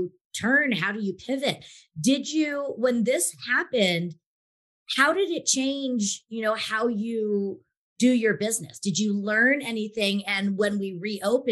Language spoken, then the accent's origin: English; Bay Area, California, United States; my hometown area, the Bay Area